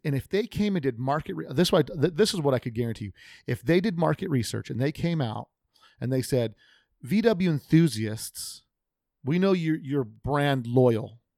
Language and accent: English; United States; I grew up American, America. Amer- my parents were immigrants, but I'm American.